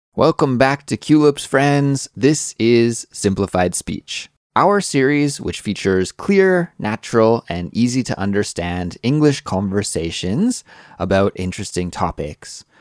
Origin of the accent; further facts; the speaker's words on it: Kelowna, British Columbia, Canada; Growing up in my hometown, Kelowna, British Columbia, Canada